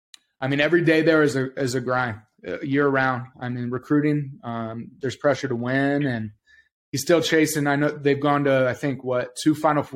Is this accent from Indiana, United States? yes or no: yes; Indiana, United States; moved away as an adult; also born or lived in Louisville / Owego, New York; I grew up in Indiana, so basketball was a huge part of our life growing up